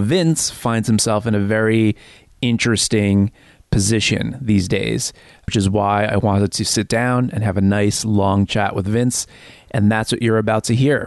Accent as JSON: {"language": "English", "area": "near Hackensack", "region": "New Jersey", "country": "United States", "tie": "born or raised there", "said": "I grew up 3 miles from where you grew up"}